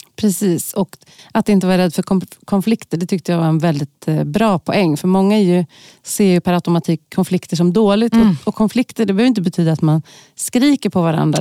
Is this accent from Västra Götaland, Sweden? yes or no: no; Stockholm, Stockholm County, Sweden; i Tensta och Kista, där jag har vuxit upp